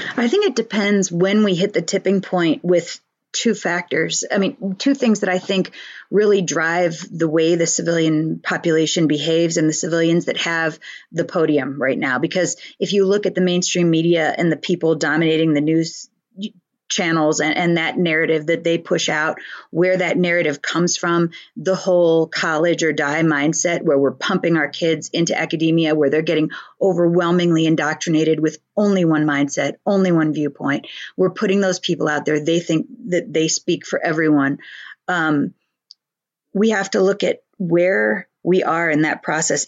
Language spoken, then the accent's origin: English; United States; We are blessed to be living in this nation